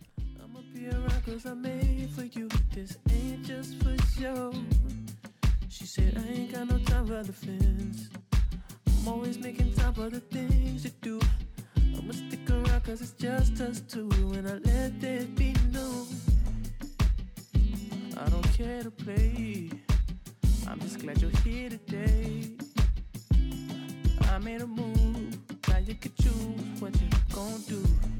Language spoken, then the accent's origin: English; Texas, United States; Mm-mm, I'm not from Dallas.